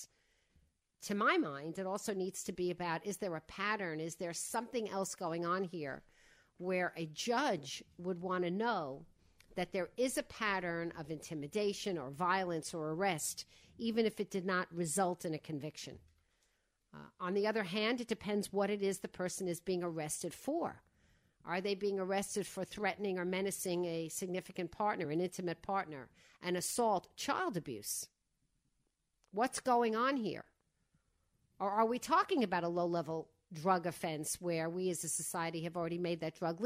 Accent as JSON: {"language": "English", "area": "Long Island", "region": "New York", "country": "United States", "tie": "born or raised there", "said": "I grew up in Widmere on the other side of the island"}